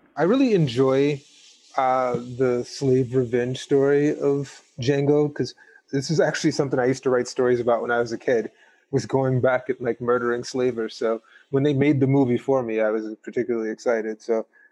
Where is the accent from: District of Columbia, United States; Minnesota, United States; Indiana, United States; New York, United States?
Indiana, United States; Gary; I'm from Gary, Indiana, and I went to an all-black magnet program.